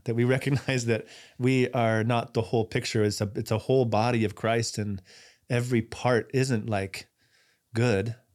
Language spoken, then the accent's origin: English; United States; as an American